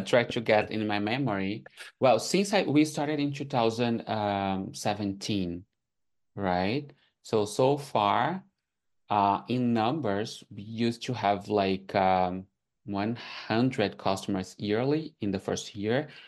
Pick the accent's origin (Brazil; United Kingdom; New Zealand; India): Brazil; English is a second language; moved away as an adult; now in Canada; I'm from Brazil, so when I came here and I faced like the language barrier